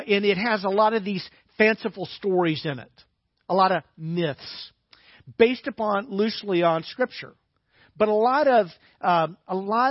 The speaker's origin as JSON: {"language": "English", "town": "Little Rock", "region": "Arkansas", "country": "United States", "tie": "born or raised there", "said": "when I was growing up in Little Rock"}